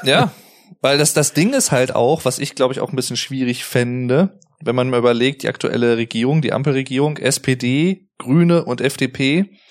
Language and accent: German; Arnsberg, North Rhine-Westphalia, Germany; hier bei, bei uns in Arnsberg